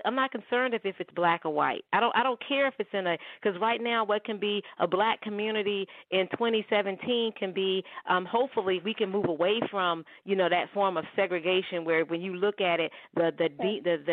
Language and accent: English; the South, United States; I grew up in the South